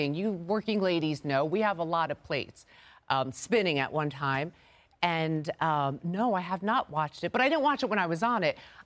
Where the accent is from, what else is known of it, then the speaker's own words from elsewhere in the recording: New York City, New York, United States; moved away; Real Housewives of Queens, New York, my hometown